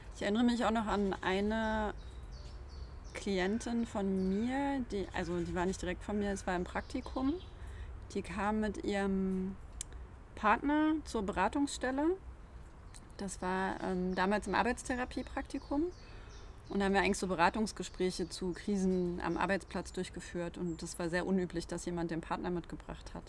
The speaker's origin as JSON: {"language": "German", "area": "the East", "region": "eastern Germany", "country": "Germany", "tie": "born or raised there", "said": "ich bin ja im Osten aufgewachsen"}